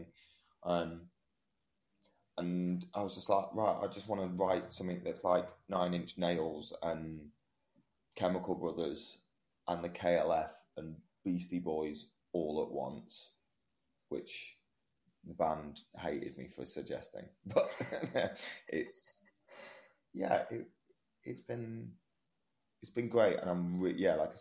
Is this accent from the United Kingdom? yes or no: yes; Manchester, North West England, United Kingdom; I'm from Manchester